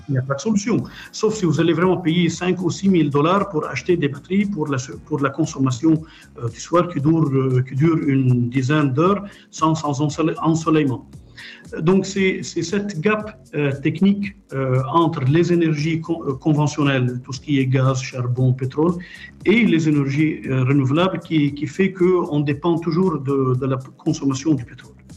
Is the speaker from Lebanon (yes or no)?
yes; Lebanon; moved away as an adult; also born or lived in Montpellier, France / Paris, France; now in Khobar, Saudi Arabia; J'ai été élevé au Liban